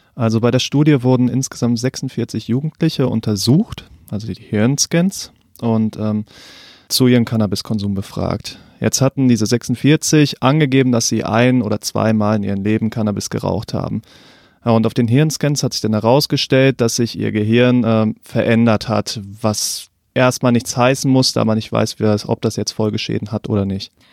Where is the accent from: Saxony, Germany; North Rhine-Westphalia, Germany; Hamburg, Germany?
North Rhine-Westphalia, Germany; moved away; Ich komme eigentlich aus NRW